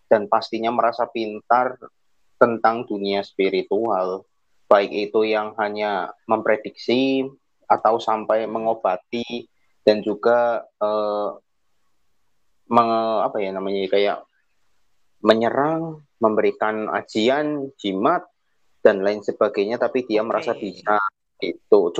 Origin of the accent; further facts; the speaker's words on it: Purwokerto, Central Java, Indonesia; Halo, kawan lintas dimensi. Salam kenal. Saya dari Purwokerto.